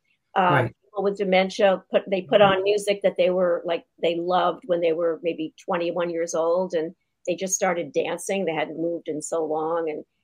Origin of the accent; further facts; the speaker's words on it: New York City, New York, United States; I grew up in New York City